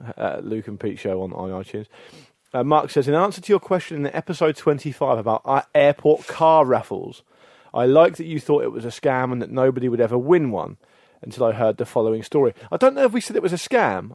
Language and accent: English; the Solent, South Coast, South East England, United Kingdom; we all grew up a stone's throw from, from the Solent on